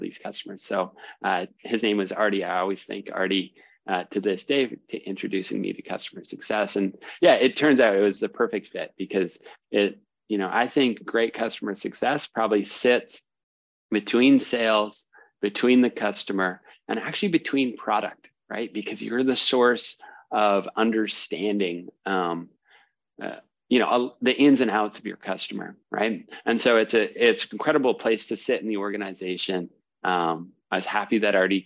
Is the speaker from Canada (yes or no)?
yes; Canada; moved away as an adult; also born or lived in New York City; I'm from Canada originally